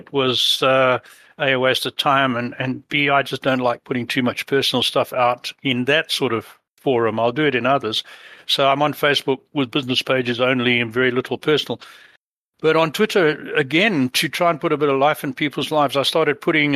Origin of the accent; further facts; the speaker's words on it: Harare, Zimbabwe; also born or lived in London, England / South Africa; now in Canada; We moved there in 1956 when I was about 5 and a half. And It was an idyllic childhood